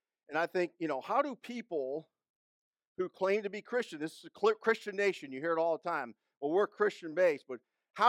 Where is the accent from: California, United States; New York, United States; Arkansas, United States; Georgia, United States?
Georgia, United States; I'm from Georgia.